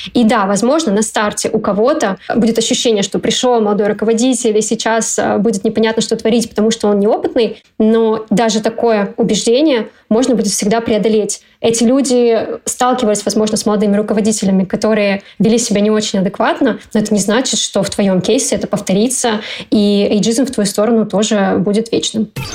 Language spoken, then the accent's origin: Russian; Kazakhstan; moved away; я родом из Казахстана